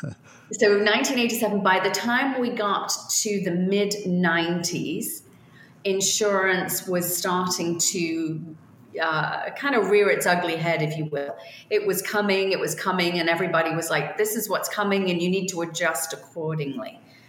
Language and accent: English; Liverpool, North West England, United Kingdom; born there; I was born in Liverpool, England.